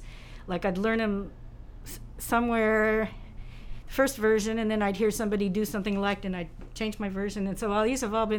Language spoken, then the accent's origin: English; San Francisco, California, United States; moved away as an adult; now in Oregon, United States; when I was in San Francisco growing up, I never heard fiddle music.